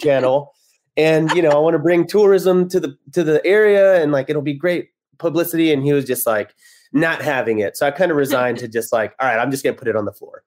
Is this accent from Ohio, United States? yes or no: no; Texas, United States; moved away as an adult; also born or lived in Kansas City; now in Los Angeles, United States; I'm from Texas.